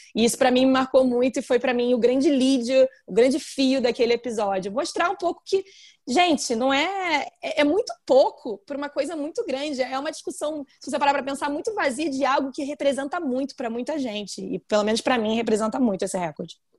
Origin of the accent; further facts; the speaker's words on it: Brazil; eu era brasileira